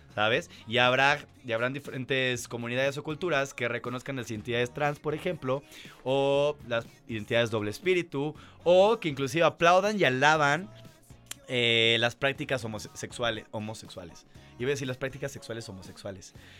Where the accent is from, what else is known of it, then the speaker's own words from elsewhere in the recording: Mérida, Yucatán, Mexico; yo soy de Mérida, Yucatán